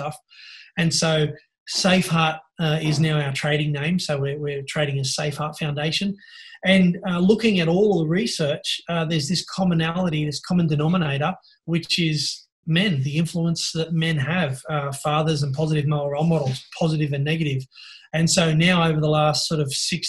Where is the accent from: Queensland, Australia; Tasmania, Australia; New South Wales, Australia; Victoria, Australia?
New South Wales, Australia; Sydney; from Norwest, Sydney, northwest part of Sydney. So it's, for those who don't know, it's commonly known as the Hills District